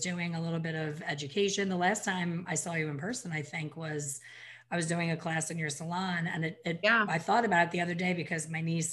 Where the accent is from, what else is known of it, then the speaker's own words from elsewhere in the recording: Ambler, Pennsylvania, United States; Ambler, Pennsylvania, my hometown